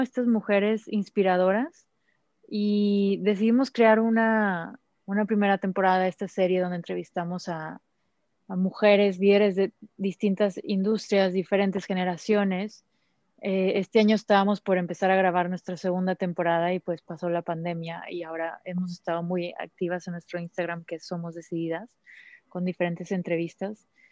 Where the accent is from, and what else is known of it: Mexico